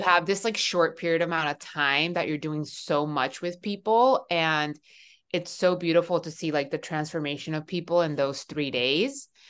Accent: Miami, Florida, United States; moved away as an adult; also born or lived in Seattle / Sacramento; now in San Francisco, United States; I am originally from Miami

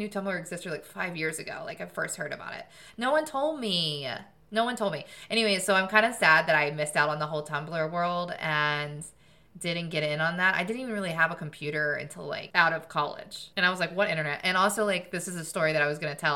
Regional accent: Murfreesboro, Tennessee, United States; I actually grew up in Murfreesboro

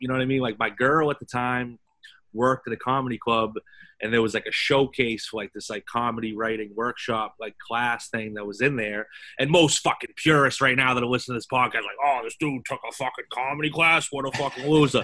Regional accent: Boston, Massachusetts, United States; growing up in Boston

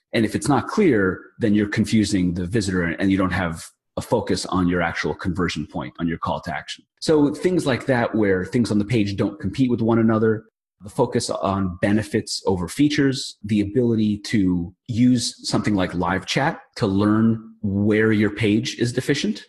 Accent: New York, United States; I'm from New York

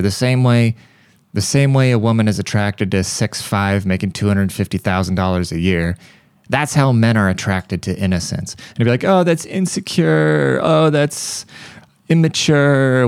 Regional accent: United States; I, as an American

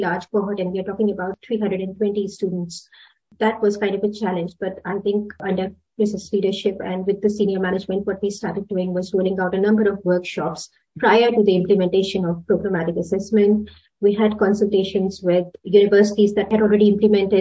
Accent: India; moved away as an adult; now in Sydney, Australia; Originally, I'm from India, and then I moved to Australia about 2008.

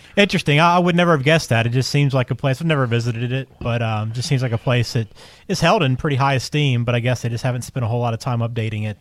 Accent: the South, United States; as a Southerner

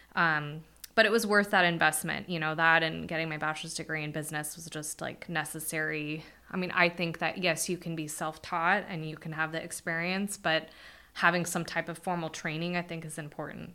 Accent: Bakersfield, California, United States; I was born in Bakersfield

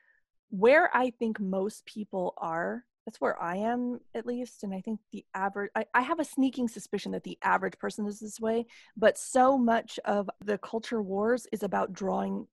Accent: Texas, United States; a progressive person who's born and raised in Texas with a, you know, extremely conservative family

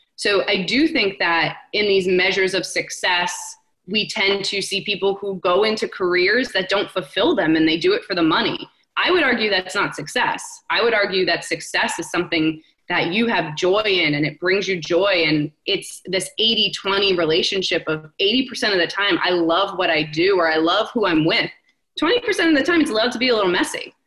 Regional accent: New Jersey, United States; I'm a New Yorker at heart. I grew up five minutes from the city in Jersey

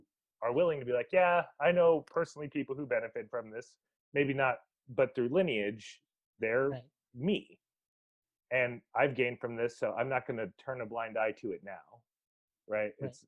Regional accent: Guam; However, I'm from Guam, and that's a property that is, or I call it property because it is now, but that's a recent acquisition for America.

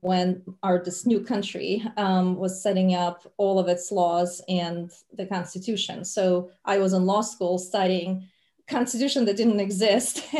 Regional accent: Moldova; first language Russian; English is a second language; moved away as an adult; now in United States; I grew up in Moldova, which is a small country

